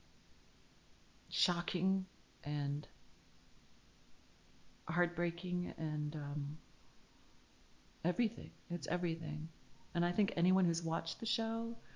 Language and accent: English; Canada; moved away; I'm from Canada originally